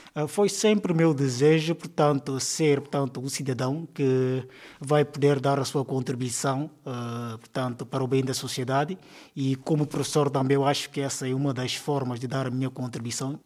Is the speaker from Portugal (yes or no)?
no; Canchungo, Cacheu, Guinea-Bissau; Sou natural de Guiné-Bissau, eh, região que achou concretamente o setor de Canchungo